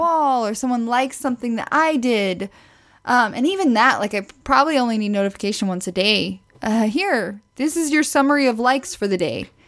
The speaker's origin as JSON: {"language": "English", "region": "Midwest", "country": "United States", "said": "I'm from the Midwest"}